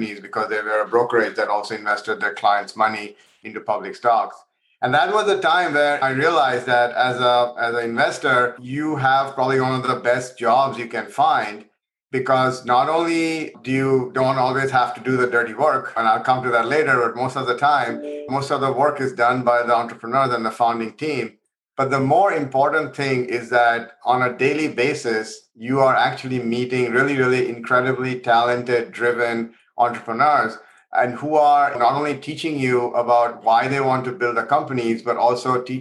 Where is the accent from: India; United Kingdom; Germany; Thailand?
India; moved away as an adult; also born or lived in Providence, United States; now in San Francisco, United States; I actually grew up in India and I came to the US to do my undergrad at Brown